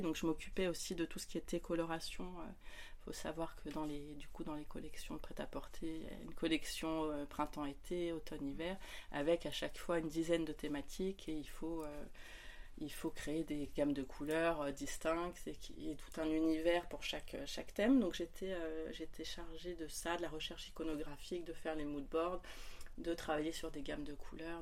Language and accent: French; Lyon, Auvergne-Rhône-Alpes, France; moved away as an adult; now in near Paris, France; je suis originaire de Lyon